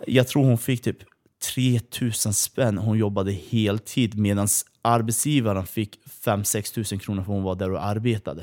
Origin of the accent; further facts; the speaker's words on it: Kurdistan, Iran; now in Sweden; Vi flydde från Iran.